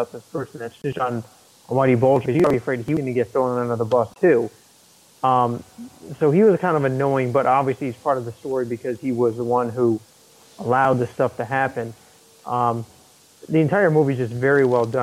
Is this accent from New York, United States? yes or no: no; Connecticut, United States; moved away as an adult; growing up in Connecticut most of my life until just about over a year ago